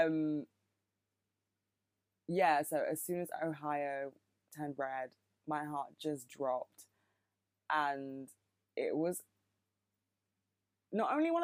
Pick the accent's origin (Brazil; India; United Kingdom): United Kingdom; accent: British; I'm not American, in case you couldn't fucking tell. I have a very British accent